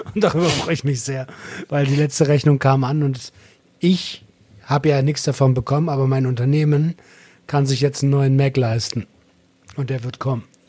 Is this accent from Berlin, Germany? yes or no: yes; Berlin, Germany; Also ich bin Berliner.